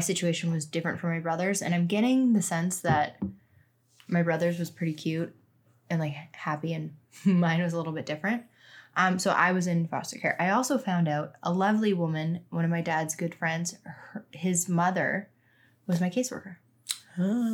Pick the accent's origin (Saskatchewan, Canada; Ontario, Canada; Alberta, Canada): Saskatchewan, Canada; Regina; I was born in Regina